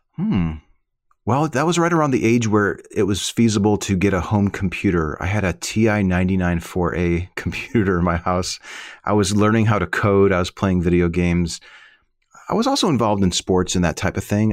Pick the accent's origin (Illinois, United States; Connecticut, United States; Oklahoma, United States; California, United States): Illinois, United States; Chicago; moved away; I lived, I grew up in the Midwest, in the Chicago